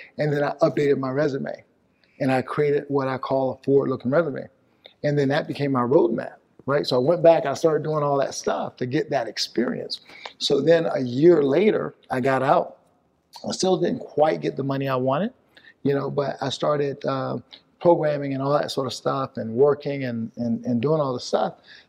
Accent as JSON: {"language": "English", "region": "the South", "country": "United States", "tie": "born or raised there", "said": "I grew up in the South. And there was a lot of racism during the time that I grew up."}